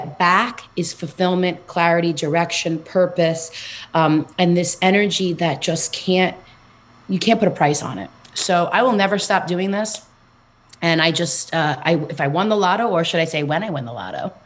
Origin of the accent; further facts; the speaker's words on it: New York City, New York, United States; I am from Queens, New York, born and raised. So you'll hear it in my accent.